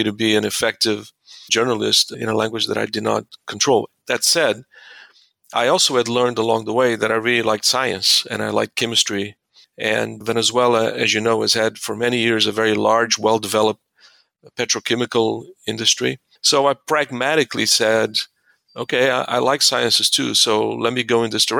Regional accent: Mozambique; moved away; I was born and raised in Mozambique in Southeast Africa.

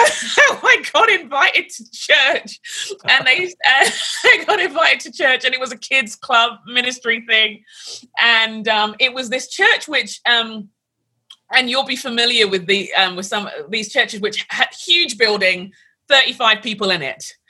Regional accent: London, United Kingdom; moved away as an adult; now in United States; I grew up in London

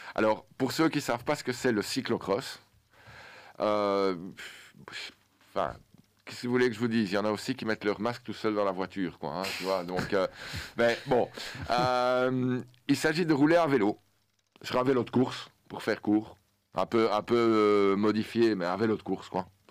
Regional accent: Belgium; Et notre sport en tant que Belge

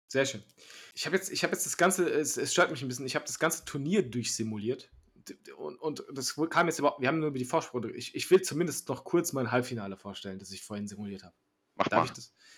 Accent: Germany; Deutschland ist halt das Land, wo ich geboren bin

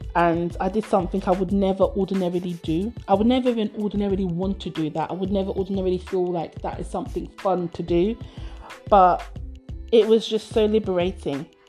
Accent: United Kingdom; British born by Nigerian parents, lived and brought up within the UK.

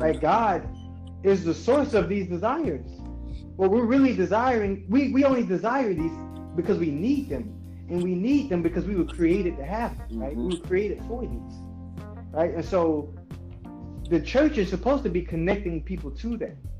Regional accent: United States; Black people in America

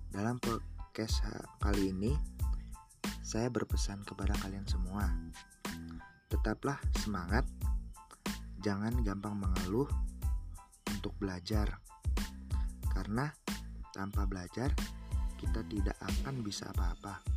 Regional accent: Lampung, Indonesia; Saya berasal dari Lampung Timur.

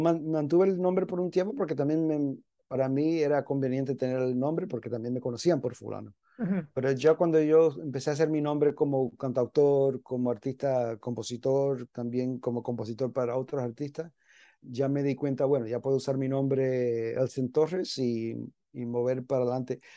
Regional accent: New York, United States; moved away as an adult; also born or lived in Miami, Florida; yo me crié en Nueva York

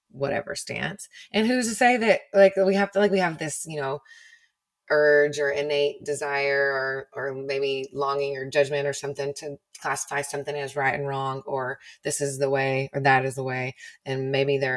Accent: Texas, United States; deep in the heart of the Bible Belt, too.

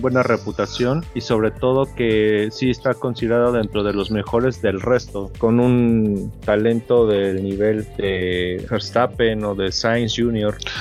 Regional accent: Mexico; latinos y mexicanos

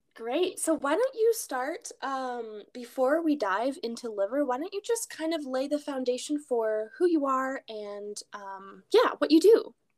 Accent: Alaska, United States; We grew up in Alaska

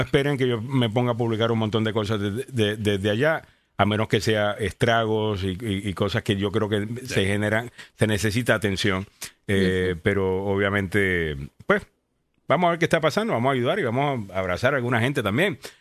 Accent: Cayey, Puerto Rico; yo soy de Calle, que es más campo.

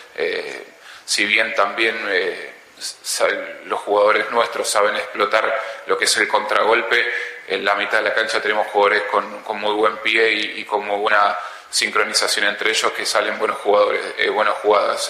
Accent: Ecuador; Acá somos todos ecuatorianos

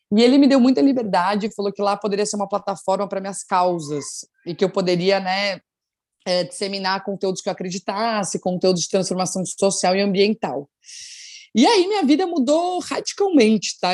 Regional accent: São Paulo, Brazil; moved away as an adult; now in Rio de Janeiro, Brazil; Eu sou de São Paulo, eu moro no Rio há oito anos, mas sou de São Paulo.

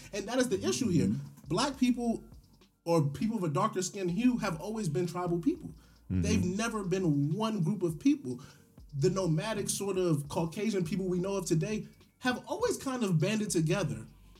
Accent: United States; because I am from America.

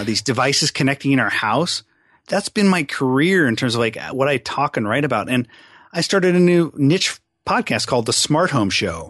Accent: Seattle, Washington, United States; also born or lived in California / Arizona; I'm a pretty much lifelong Seattle guy

